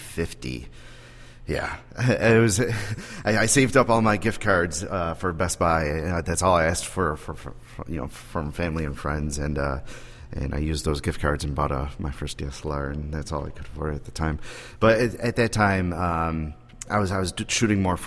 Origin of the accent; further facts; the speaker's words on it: Buffalo, New York, United States; I'm from Buffalo, New York